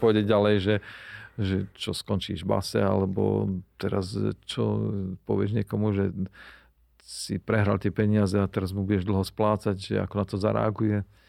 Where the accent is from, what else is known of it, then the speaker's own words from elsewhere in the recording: Nová Baňa, Banská Bystrica Region, Slovakia; also born or lived in Austria; u nás doma na Novej Bani